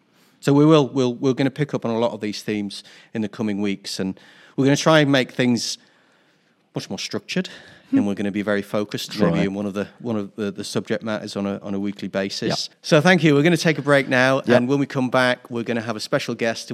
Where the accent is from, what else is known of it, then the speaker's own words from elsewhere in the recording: Newcastle upon Tyne, North East England, United Kingdom; when I grew up in Newcastle in the 1970s, there was zero tolerance for any sort of diversity whatsoever.